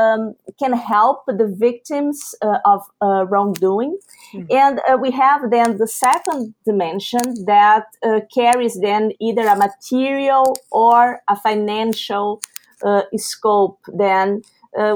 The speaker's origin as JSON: {"language": "English", "country": "Brazil", "tie": "born or raised there", "moved": "yes", "said": "I am a Brazilian of origin. I was born and raised in Brazil"}